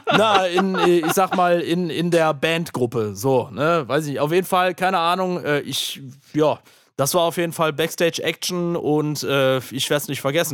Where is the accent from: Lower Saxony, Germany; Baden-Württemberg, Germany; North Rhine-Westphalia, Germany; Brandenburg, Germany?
North Rhine-Westphalia, Germany; Aachen; in Aachen, meiner Heimat